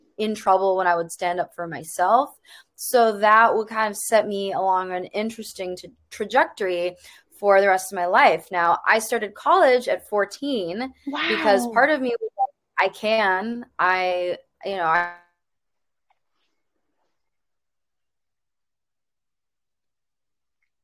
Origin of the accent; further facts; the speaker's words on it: Chicago, Illinois, United States; I grew up in the suburbs of Chicago